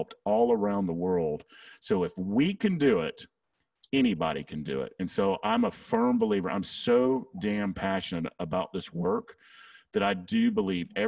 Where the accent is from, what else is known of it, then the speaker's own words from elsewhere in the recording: the South, United States; accent: Southern; my Southern accent